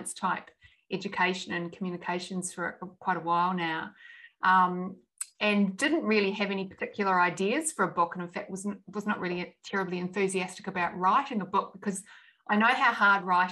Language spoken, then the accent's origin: English; New Zealand; moved away; I grew up in New Zealand